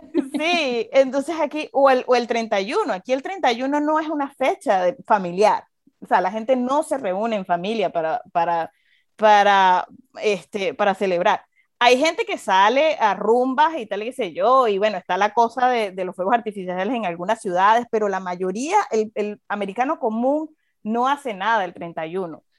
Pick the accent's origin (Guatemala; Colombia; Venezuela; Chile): Venezuela; now in United States; nosotros, en Venezuela